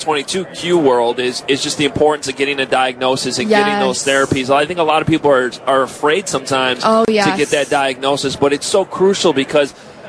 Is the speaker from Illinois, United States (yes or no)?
yes; Chicago, Illinois, United States; a lot of us growing up in Chicago